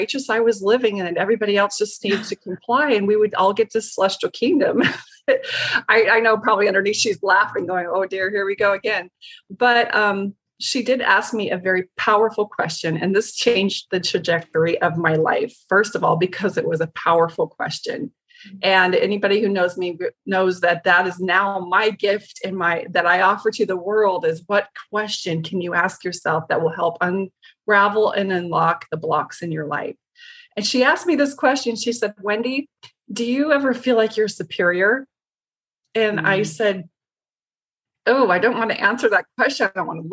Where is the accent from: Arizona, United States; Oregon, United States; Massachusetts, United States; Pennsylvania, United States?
Arizona, United States; Show Low; I was raised in the White Mountains in Sholo, Arizona